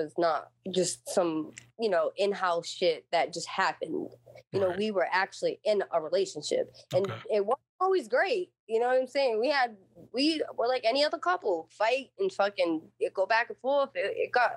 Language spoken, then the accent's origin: English; New Bedford, Massachusetts, United States; I grew up in New Bedford, grew up in the fucking hood